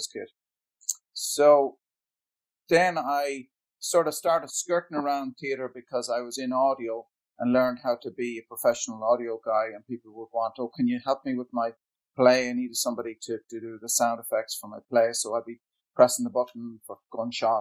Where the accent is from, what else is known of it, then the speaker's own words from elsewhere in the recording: Ireland; I come from Ireland, actually, in a small border town